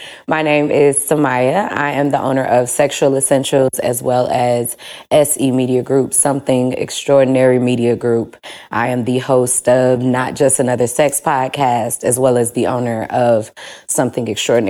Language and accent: English; St. Louis, Missouri, United States; I'm from St. Louis.